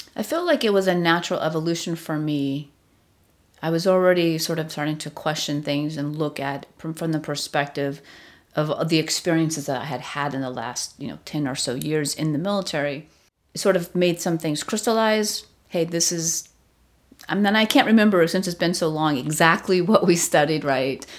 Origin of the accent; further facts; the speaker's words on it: Southern California, United States; moved away as an adult; also born or lived in Long Beach, California; now in Washington, D.C., United States; So I grew up in Southern California, largely. I was born in Long Beach.